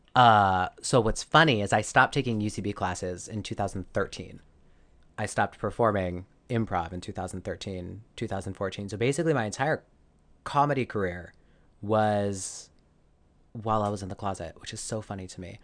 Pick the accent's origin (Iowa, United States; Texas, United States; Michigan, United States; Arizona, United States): Arizona, United States; grew up in Arizona, uh, all through, like, elementary, middle